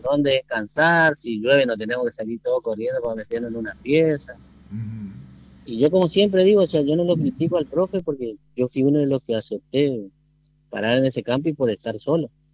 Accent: Presidencia Roque Sáenz Peña, Chaco, Argentina; yo soy nacido y criado en, en Presidencia de Roque Peña.

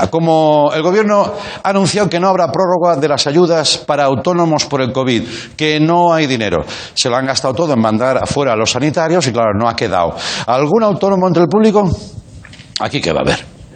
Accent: Madrid, Community of Madrid, Spain; Joder, es que soy de Vallecas.

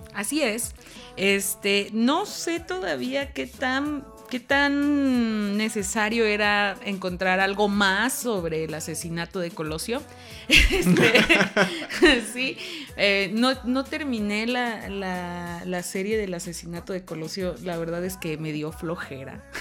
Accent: Mexico; como mexicanos

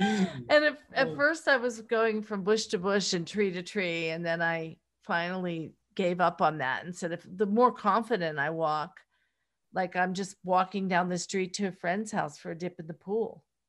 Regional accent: Pittsburgh, Pennsylvania, United States; accent: Pittsburgh; Well, I had a Pittsburgh accent at the time. And I don't know if you're familiar with that, but it's very colloquial.

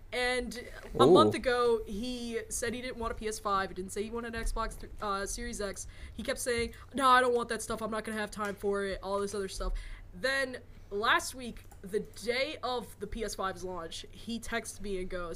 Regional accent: United States; I am an American

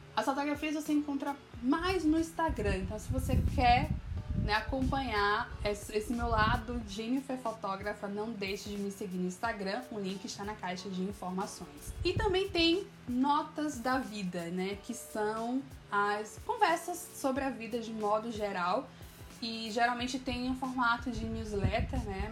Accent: Bahia, Brazil; also born or lived in Alagoinhas / Salvador; eu sou baiana, moro em Alagoinhas, no interior da Bahia, e em Salvador

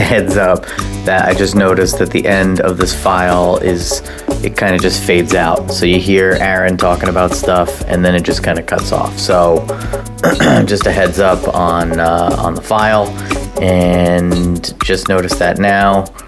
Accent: Highlands, New Jersey, United States; the Chubby Pickle in, in Highlands, my hometown.

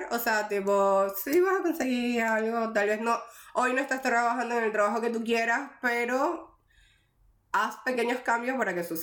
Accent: Venezuela; moved away; yo vine desde Venezuela, tipo, niña de mami y papi, y ahorita, tipo, ya me valgo sola, soy re responsable.

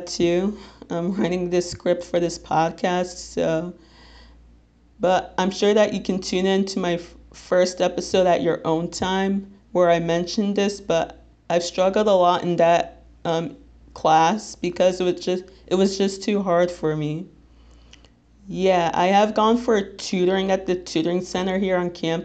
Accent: Little Ferry, New Jersey, United States; I'm 22 years old, and I'm from Little Ferry, New Jersey, which, if you're not familiar with, it's in Bergen County

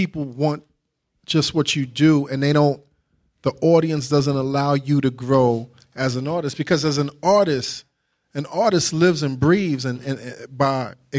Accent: New York, United States; from New York, son.

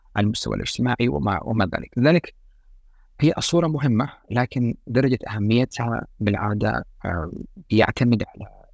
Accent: Yemen; احنا كيمنيين

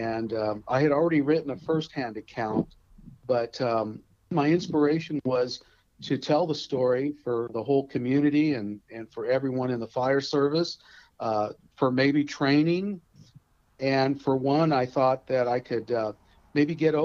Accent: Lompoc, California, United States; I'm from Lompoc, California. I grew up here.

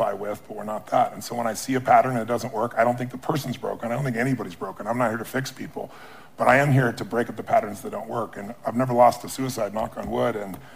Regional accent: Azusa, California, United States; I was a kid from Azusa

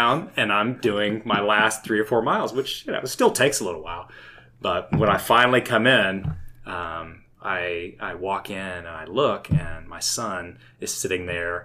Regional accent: Tulsa, Oklahoma, United States; now in Edmond, United States; I'm originally from Tulsa, but I've lived in Edmond for the last 20 so odd years

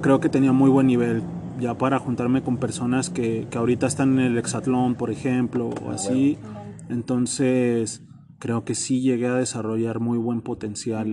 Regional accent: Zamora, Michoacán, Mexico; now in Guadalajara, Mexico; Soy de Zamora, Michoacán. Nací en Zamora, Michoacán

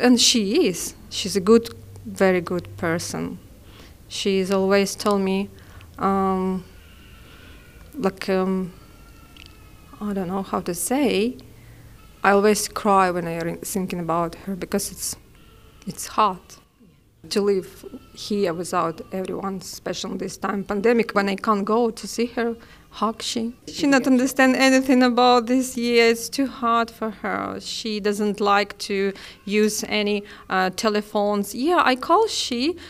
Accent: Ukraine; English is a second language; moved away as an adult; now in Australia; I'm 36 years old. I came from Ukraine

